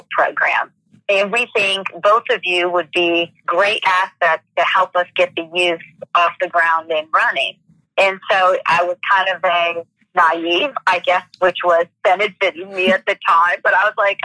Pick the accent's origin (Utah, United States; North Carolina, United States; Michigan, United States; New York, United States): Michigan, United States; now in Atlanta, United States; I was born and raised in Michigan